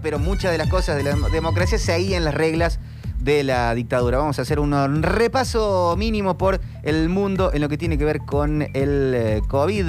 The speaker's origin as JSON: {"language": "Spanish", "region": "Mendoza", "country": "Argentina", "moved": "yes", "lives_now": "Córdoba, Argentina", "said": "soy como yo mendocino turco"}